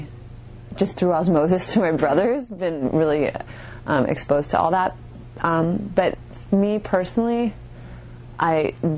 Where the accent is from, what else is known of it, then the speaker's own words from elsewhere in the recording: Canada; My parents are from Chile, but I was born and raised in Canada